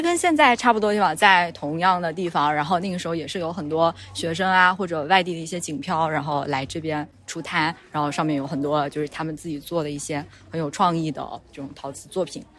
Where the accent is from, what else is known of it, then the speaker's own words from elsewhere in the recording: Jingdezhen, Jiangxi, China; 我以前就住在御窑厂附近，然后后面住在莲花塘附近，然后现在住在河西。